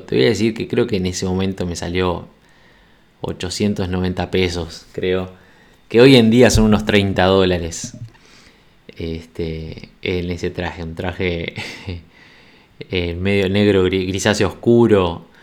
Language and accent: Spanish; Montevideo, Uruguay; moved away as an adult